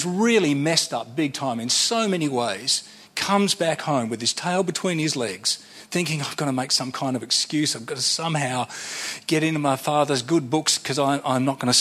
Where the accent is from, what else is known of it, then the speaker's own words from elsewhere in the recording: Sydney, New South Wales, Australia; I'm from Sydney